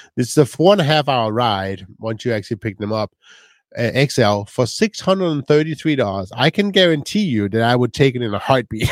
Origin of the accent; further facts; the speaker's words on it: Michigan, United States; now in Grand Rapids, United States; We are from Michigan. We are in Grand Rapids